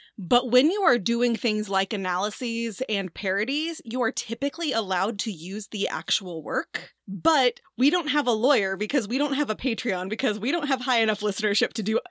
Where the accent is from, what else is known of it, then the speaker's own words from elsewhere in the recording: St. Louis, Missouri, United States; I'm actually originally from St. Louis